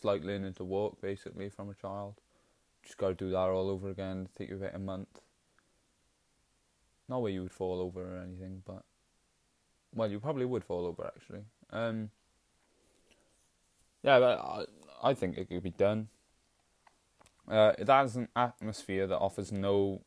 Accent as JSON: {"language": "English", "area": "Welsh", "region": "Wales", "country": "United Kingdom", "said": "We're just Welsh."}